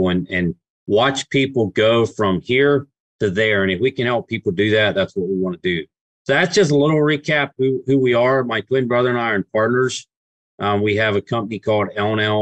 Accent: Pittsburgh, Pennsylvania, United States; also born or lived in Lancaster, Pennsylvania; we got raised in closer to Pittsburgh

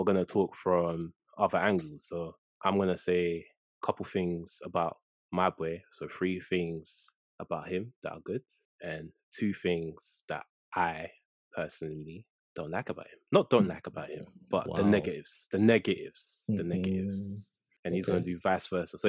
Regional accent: London, United Kingdom; Born and raised East London. Stratford's finest.

